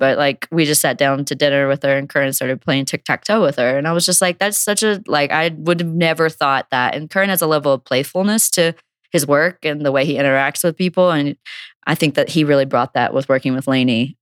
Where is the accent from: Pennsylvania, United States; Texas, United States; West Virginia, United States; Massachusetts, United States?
West Virginia, United States; Logan; growing up in Logan, West Virginia.